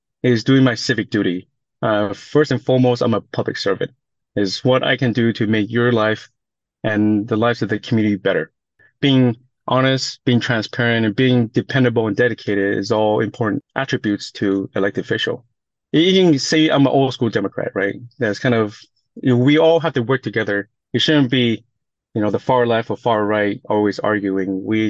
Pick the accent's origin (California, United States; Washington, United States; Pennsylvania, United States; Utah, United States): California, United States; Goleta; English is a second language; also born or lived in Taiwan; I grew up in Gurita. So from 86 to 99, I graduated from Dos Pueblos.